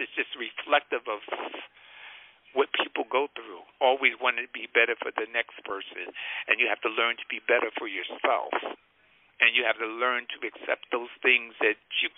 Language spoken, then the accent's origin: English; Newark, New Jersey, United States; I grew up in Newark